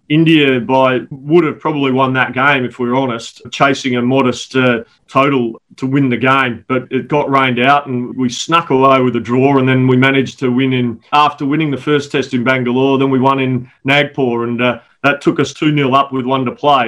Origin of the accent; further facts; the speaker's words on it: South Australia, Australia; I've got an opportunity to coach my home state, South Australia